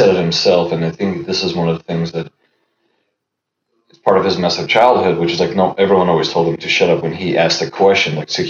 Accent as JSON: {"language": "English", "town": "Los Angeles", "region": "California", "country": "United States", "tie": "born or raised there", "first_language": "Russian", "second_language": "English"}